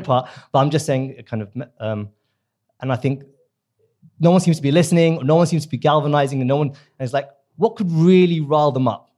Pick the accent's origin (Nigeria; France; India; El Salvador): India; now in United Kingdom; I'm from the subcontinent. I'm from India